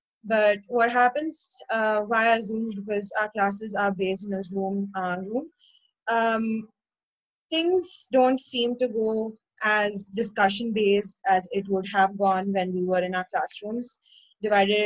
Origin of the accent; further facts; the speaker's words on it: Chennai, Tamil Nadu, India; I'm from Chennai, India